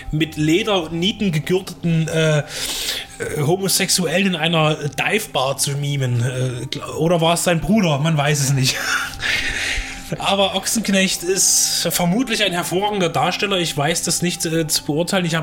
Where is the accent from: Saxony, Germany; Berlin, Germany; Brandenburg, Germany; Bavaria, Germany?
Saxony, Germany; Dresden; als Dresdner, zumindest als sächsisches Original, kann man ja sagen